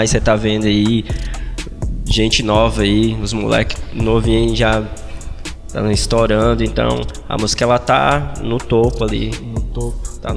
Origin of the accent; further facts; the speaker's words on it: Monte Castelo, Brazil; eu morava no Monte Castelo, foi aonde eu fui criado desde moleque.